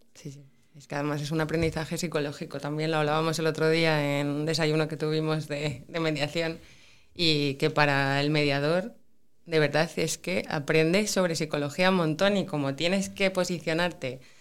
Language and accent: Spanish; Pola de Laviana, Asturias, Spain; also born or lived in Oviedo; Yo estudié en Oviedo la carrera, pero soy de Pola Elena.